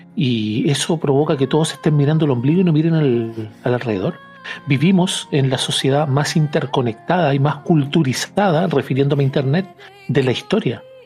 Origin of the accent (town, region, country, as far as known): Chile